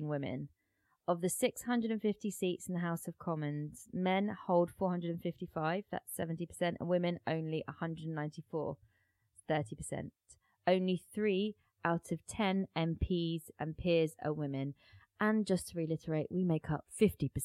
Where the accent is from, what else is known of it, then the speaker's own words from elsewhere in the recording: Hampshire, South East England, United Kingdom; also born or lived in Essex; I grew up in the Tory stronghold in Hampshire